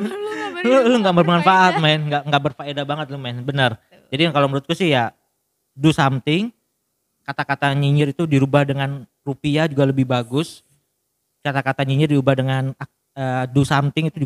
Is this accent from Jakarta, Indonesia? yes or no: no; Balikpapan, East Kalimantan, Indonesia; kita orang Balikpapan bilang dia bukan superhero